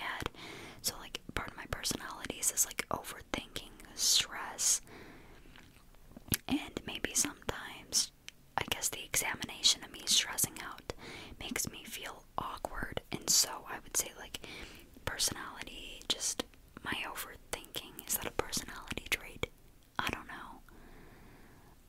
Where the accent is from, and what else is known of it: Pennsylvania, United States